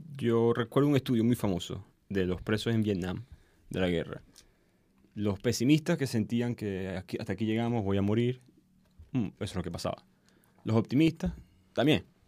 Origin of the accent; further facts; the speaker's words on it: Maracaibo, Zulia, Venezuela; soy de Maracaibo